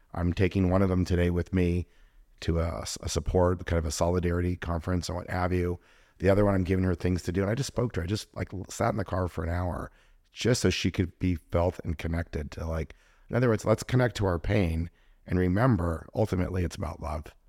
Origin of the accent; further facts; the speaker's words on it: Los Angeles, California, United States; I grew up kind of in the Jewish part of L